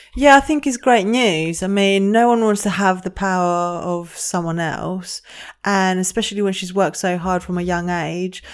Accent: Greece; moved away; I grew up in Greece and my family down there, they're massive

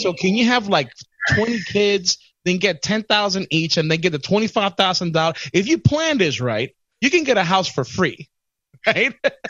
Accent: Puerto Rico; accent: Puerto Rican; me being from Puerto Rico?

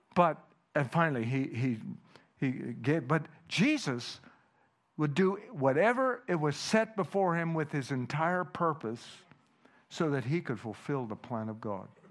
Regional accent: Canada; first language Dutch; English is a second language; I was born in Canada

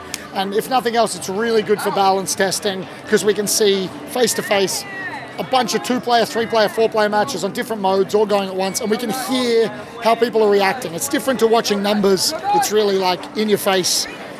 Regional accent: Australia

